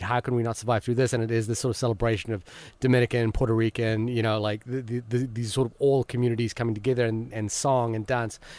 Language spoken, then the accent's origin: English; Fiji; I was born in Fiji